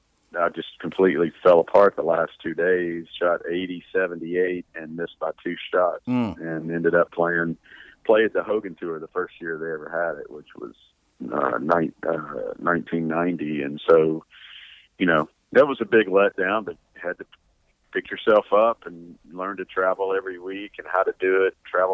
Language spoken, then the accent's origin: English; Louisiana, United States; growing up in Louisiana